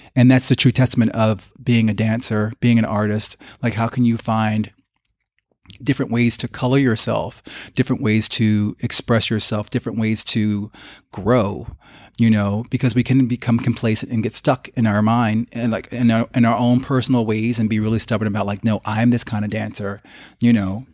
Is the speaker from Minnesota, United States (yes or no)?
no; Long Branch, New Jersey, United States; growing up in Long Branch, New Jersey